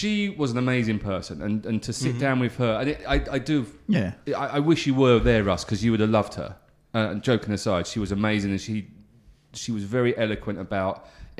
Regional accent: East of England, United Kingdom; I grew up in Essex, right? Which is in England.

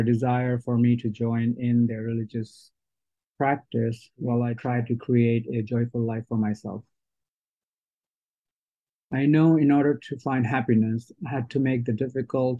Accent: Bangladesh; I was born in Bangladesh into a Muslim family and raised to practice Islam

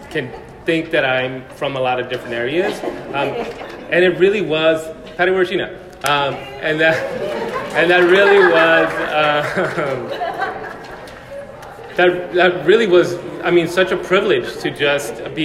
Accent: El Paso, Texas, United States; now in Seattle, United States; I grew up in El Paso, Texas

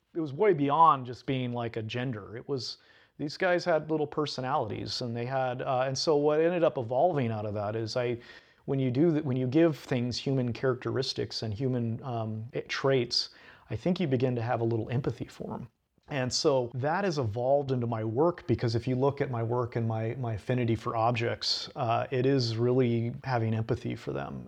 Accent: Sweet Home, Oregon, United States; also born or lived in Eugene, Oregon; now in Portland, United States; I'm from Home, Oregon, as you mentioned, and I grew up in a that's a real small uh, logging town in the middle of the Cascades.

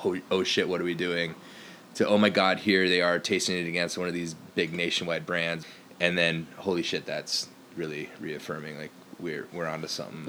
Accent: Fargo, North Dakota, United States; now in Bay Area, United States; I grew up in North Dakota, which I thought was a fi- well, it was always a red state, but I didn't know how bad it was. Like I grew up in Fargo

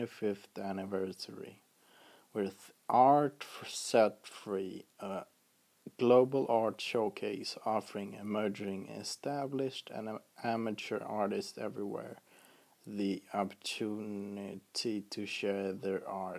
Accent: Arvika, Värmland, Sweden; I'm from Sweden, Arvika.

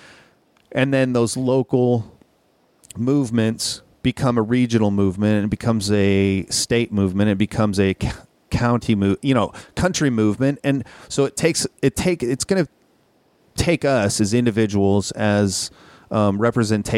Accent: Minnesota, United States; growing up in Minnesota

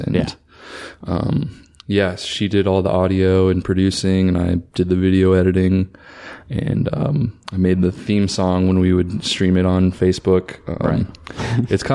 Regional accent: Cedar Rapids, Iowa, United States; growing up in Cedar Rapids

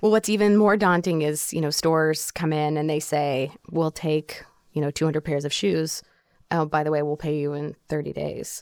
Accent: Oklahoma, United States; moved away; the store where I grew up in Oklahoma

